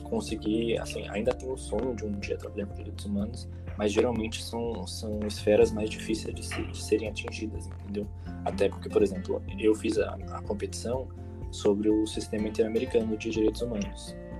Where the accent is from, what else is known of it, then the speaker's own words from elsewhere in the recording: Brazil; moved away as an adult; now in São Paulo, Brazil; eu não sou de São Paulo, eu sou do interior, vim para cá para fazer faculdade